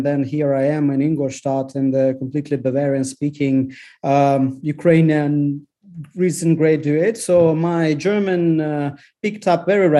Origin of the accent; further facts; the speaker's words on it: Lithuania; English is a second language; because I grew up in Lithuania, when Soviet troops were actually a storm in Lithuanian TV station when Lithuania were breaking from Soviet Union.